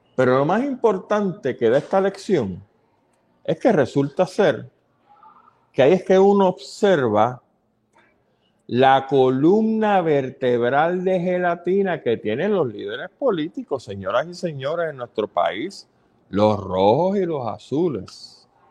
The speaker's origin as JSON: {"language": "Spanish", "country": "Puerto Rico"}